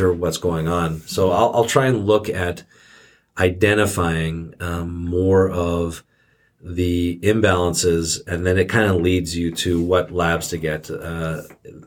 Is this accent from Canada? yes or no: yes; Canada; now in United States; growing up in Canada with their healthcare system and then coming down to the United States with this healthcare system